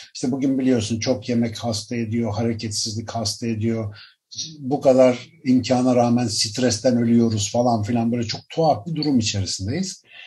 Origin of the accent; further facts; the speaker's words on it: Ankara, Turkey; moved away as an adult; now in Istanbul, Turkey; Ankaralıyım ben. Doğma büyüme bayağı. Üniversite eğitimi dahil Ankara'da büyüdüm.